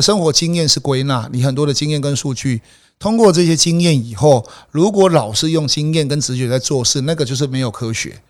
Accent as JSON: {"language": "Chinese", "region": "Changhua County", "country": "Taiwan", "moved": "as an adult", "lives_now": "Taipei, Taiwan", "said": "我是彰化人啊"}